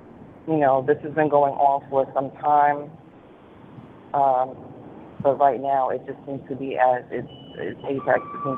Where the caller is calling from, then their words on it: New York City, New York, United States; I'm calling from New York City.